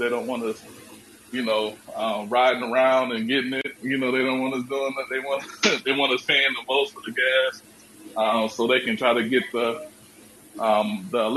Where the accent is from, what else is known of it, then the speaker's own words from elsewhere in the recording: Iowa, United States; I'm from Iowa